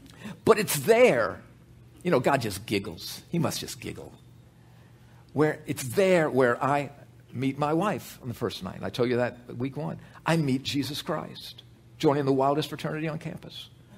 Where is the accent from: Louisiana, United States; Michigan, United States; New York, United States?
Louisiana, United States; New Orleans; I grew up in Tulane's backyard.